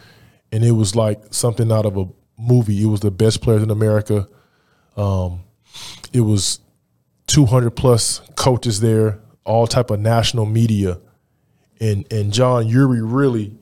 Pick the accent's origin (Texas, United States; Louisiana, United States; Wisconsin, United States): Texas, United States; Houston; There weren't many opportunities for guys on the North Side of Houston